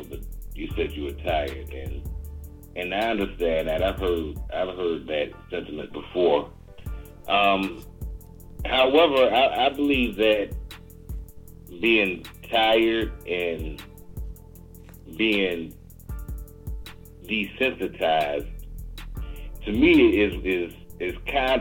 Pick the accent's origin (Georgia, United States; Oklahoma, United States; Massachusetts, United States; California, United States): Georgia, United States; Augusta; I'm from Augusta, Georgia